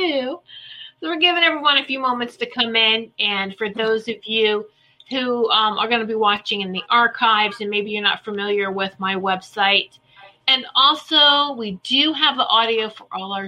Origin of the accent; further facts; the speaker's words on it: Virginia, United States; Roanoke, Virginia. Woohoo, my home state.